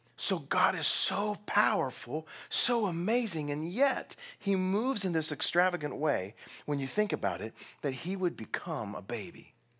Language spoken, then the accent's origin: English; Texas, United States; I'm from Texas